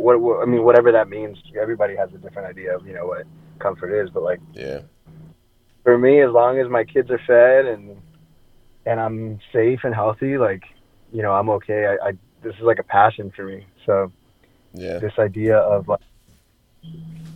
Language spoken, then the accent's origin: English; Florida, United States; now in Phoenix, United States; I grew up in Florida